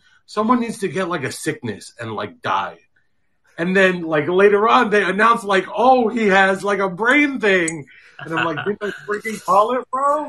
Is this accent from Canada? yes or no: no; Philippines; How can we as Filipino/Filipino-Americans get into the kind of the public common, you know, content game?